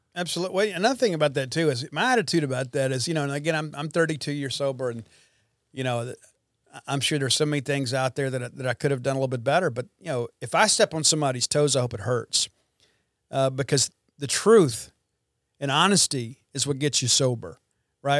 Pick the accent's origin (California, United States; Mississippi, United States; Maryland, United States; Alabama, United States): Mississippi, United States; Columbia; my hometown of Columbia, Mississippi